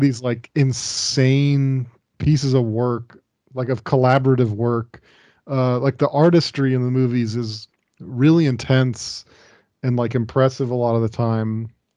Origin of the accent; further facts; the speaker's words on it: Dayton, Ohio, United States; where I grew up, Dayton, Ohio